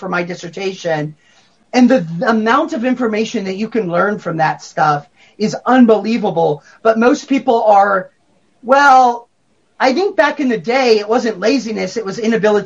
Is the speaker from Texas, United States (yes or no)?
yes; Texas, United States; I'm a Texan and I'm Reformed